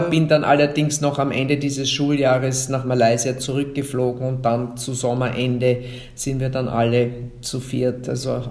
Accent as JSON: {"language": "German", "town": "Innsbruck", "region": "Tyrol", "country": "Austria", "tie": "born there", "also_born_or_lived": "Tokyo, Japan / Vienna, Austria", "said": "Und nachdem meine Großeltern damals in Tirol gelebt haben, bin ich in Innsbruck geboren, aber ohne dass ich Tiroler Blut in mir trage."}